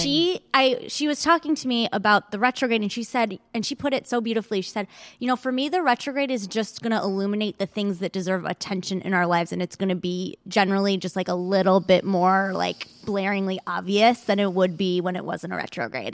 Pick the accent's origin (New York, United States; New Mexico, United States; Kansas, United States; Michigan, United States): Michigan, United States; now in Los Angeles, United States; I grew up in Michigan, and then I came back